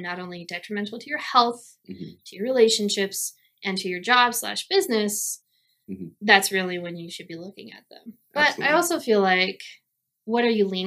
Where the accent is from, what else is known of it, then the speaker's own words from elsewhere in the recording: Colorado, United States; we're from Colorado